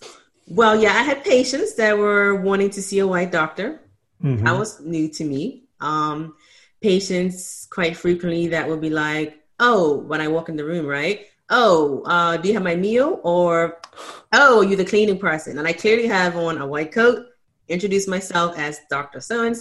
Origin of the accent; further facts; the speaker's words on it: Bermuda; I grew up in Bermuda and it just mostly everyone in Bermuda is Black.